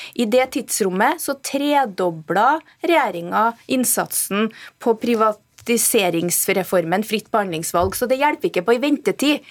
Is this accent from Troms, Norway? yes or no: no; Trøndelag, Norway; jeg kommer fra Trøndelag